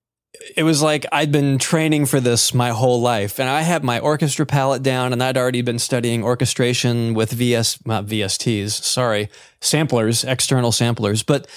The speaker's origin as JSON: {"language": "English", "region": "North Carolina", "country": "United States", "tie": "born or raised there", "also_born_or_lived": "Georgia", "said": "I was born in Georgia, but I moved up here like in middle school, essentially. So I've been here pretty much all my life in North Carolina."}